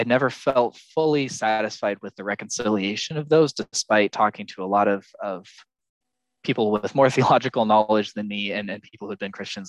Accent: United States; also born or lived in Texas; I currently live in Texas. I'm American

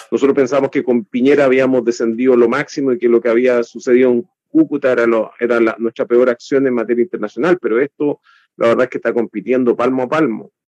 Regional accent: Chile; nosotros como chilenos

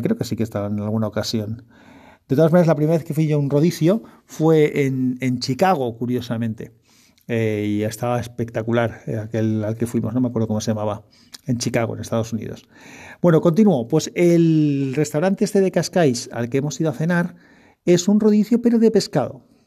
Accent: Spain; yo soy español

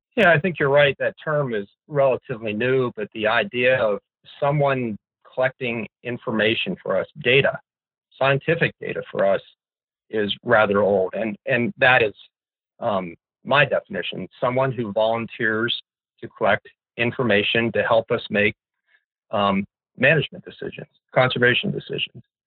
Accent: Pennsylvania, United States; now in Fairbanks, United States; I grew up in Pennsylvania

